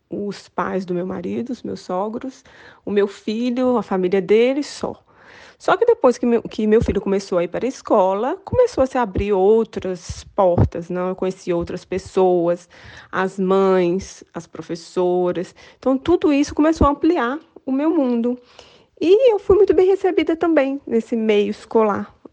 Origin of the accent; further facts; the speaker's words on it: Brazil; moved away; é a minha experiência como brasileira aqui é positiva.